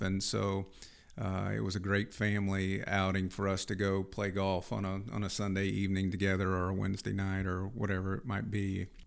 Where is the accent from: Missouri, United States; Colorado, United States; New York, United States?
Missouri, United States; Fulton; I grew up in, uh, Fulton, Missouri, on a dairy farm